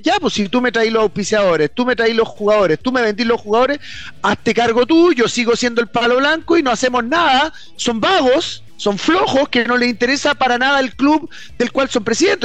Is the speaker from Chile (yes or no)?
yes; Chile; nuestro país